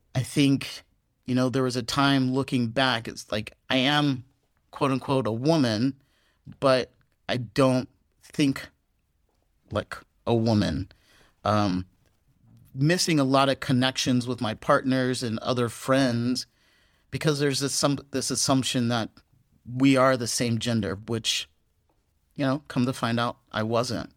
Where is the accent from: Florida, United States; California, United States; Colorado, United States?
California, United States; moved away as an adult; also born or lived in Texas, United States / San Francisco, United States; now in Vietnam; I am from Texas originally, but a lot of my growing up did happen on the West Coast in California